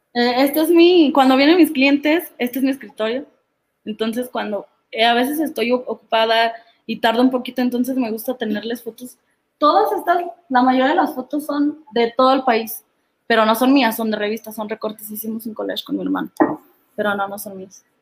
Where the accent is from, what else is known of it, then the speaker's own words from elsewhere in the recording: Sahuayo, Michoacán, Mexico; yo soy de Zaguayo, Michoacán